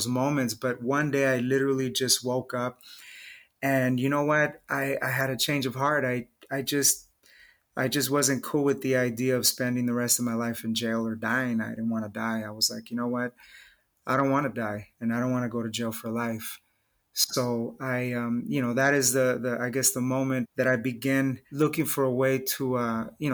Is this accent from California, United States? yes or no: yes; Los Angeles, California, United States; I was raised in East